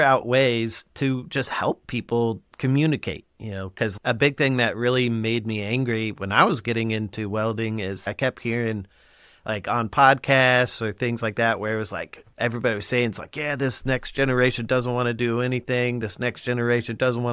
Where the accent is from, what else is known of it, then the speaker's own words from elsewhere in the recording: Colorado, United States; now in the South, United States; I live down here and I grew up in Colorado and then I moved out to the South